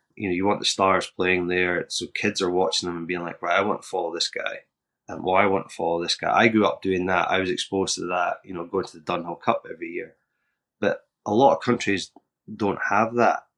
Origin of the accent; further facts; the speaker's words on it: Scotland, United Kingdom; I'm from Scotland